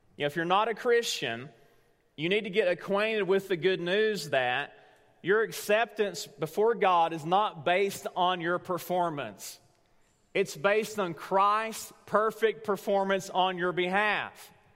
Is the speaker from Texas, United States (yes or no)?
no; Tellico Plains, Tennessee, United States; moved away; Teleco Plains, Tennessee, right now. That's my hometown